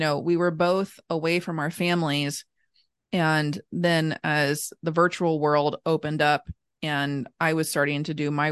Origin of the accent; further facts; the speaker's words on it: Northern Kentucky, United States; also born or lived in Lexington, Kentucky; I was born and raised in Northern Kentucky. Born and raised in Northern Kentucky. I live here now